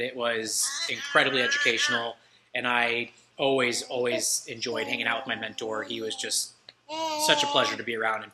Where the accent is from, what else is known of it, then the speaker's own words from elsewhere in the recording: DeLand, Florida, United States; I'm actually from DeLand myself, and I went to high school in DeLand, Florida.